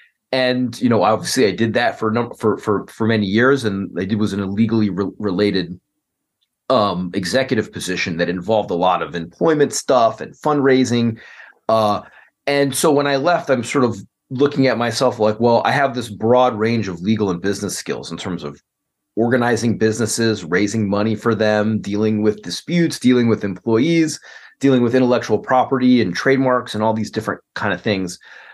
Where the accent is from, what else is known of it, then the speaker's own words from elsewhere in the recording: Chicago, Illinois, United States; I'm a lawyer from Chicago.